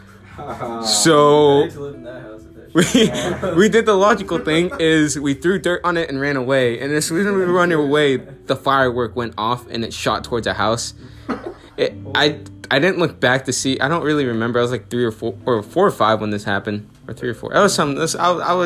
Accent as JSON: {"language": "English", "country": "Mexico", "tie": "born or raised there", "moved": "yes", "said": "I'm originally from Mexico, and I grew up in a ranch, basically."}